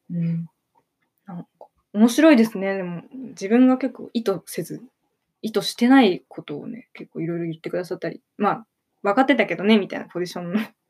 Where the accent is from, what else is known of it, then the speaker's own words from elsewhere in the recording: Ibaraki, Japan; 出身は茨城県ですね。